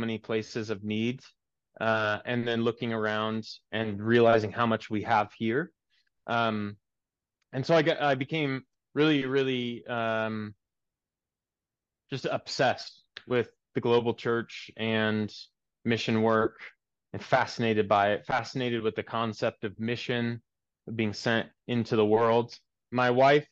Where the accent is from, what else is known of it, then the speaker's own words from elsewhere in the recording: Seattle, Washington, United States; moved away as an adult; also born or lived in Germany; my church I grew up in Seattle